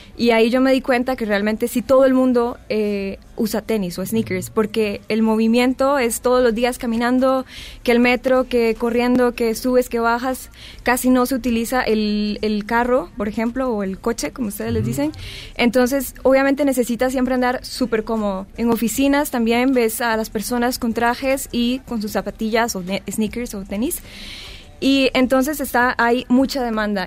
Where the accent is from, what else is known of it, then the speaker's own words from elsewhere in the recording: Costa Rica; Lorenz y yo somos de Costa Rica, decimos siempre tenis